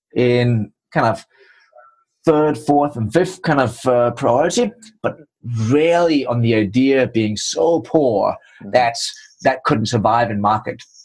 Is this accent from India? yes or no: no; Denmark; accent: Danish; English is a second language; moved away as an adult; also born or lived in Trinidad and Tobago / England / Budapest; now in United States; the funny accent is from Denmark, and I spent my first 27 years in the cold north of Europe